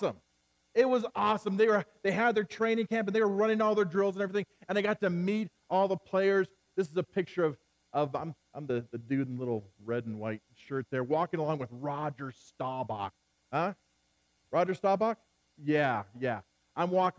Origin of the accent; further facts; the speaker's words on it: Central California, United States; I grew up in Central California